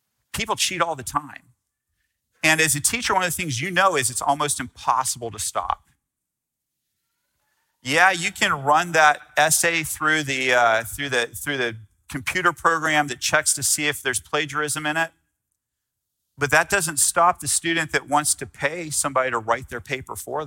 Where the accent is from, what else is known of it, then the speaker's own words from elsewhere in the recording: United States; I'm American